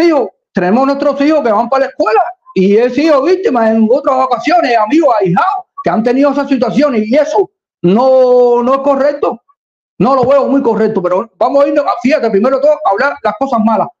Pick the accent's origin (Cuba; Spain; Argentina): Cuba; aquí tengo mi bandera cubana porque soy un cubano.